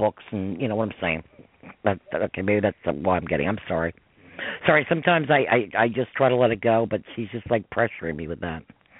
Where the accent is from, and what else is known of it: Kentucky, United States